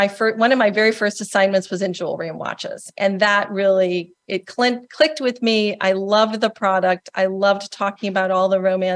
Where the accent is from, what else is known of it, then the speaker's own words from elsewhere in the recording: Indiana, United States; I actually am also a Midwesterner. I grew up in Indiana